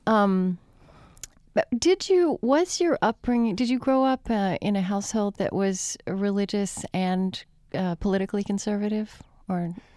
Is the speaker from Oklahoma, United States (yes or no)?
yes; Oklahoma, United States; I grew up in Oklahoma